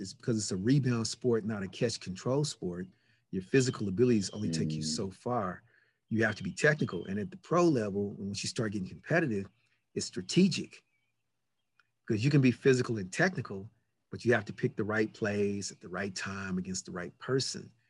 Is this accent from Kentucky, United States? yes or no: yes; Louisville, Kentucky, United States; moved away as an adult; also born or lived in Los Angeles; I grew up in Louisville, Kentucky.